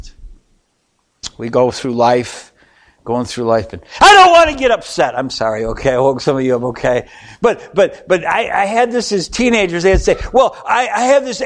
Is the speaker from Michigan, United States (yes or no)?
yes; Michigan, United States; We grew up in Michigan